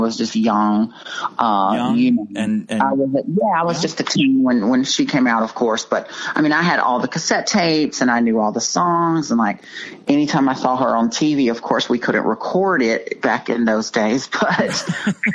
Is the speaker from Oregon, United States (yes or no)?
no; Dallas, Texas, United States; I'm from Dallas, Texas